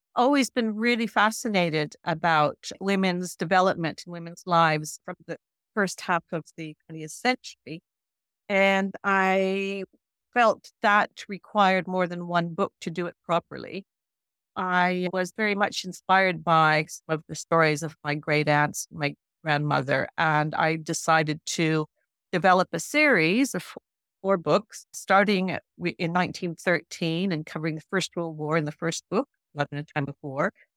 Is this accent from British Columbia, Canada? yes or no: no; Newfoundland and Labrador, Canada; moved away; I'm a Newfoundlander. I went back to Newfoundland